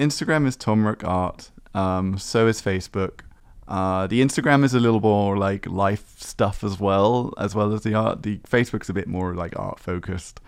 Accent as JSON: {"language": "English", "town": "Exmouth", "region": "South West England", "country": "United Kingdom", "tie": "born or raised there", "moved": "yes", "lives_now": "Taiwan", "said": "my own hometown. Exmouth"}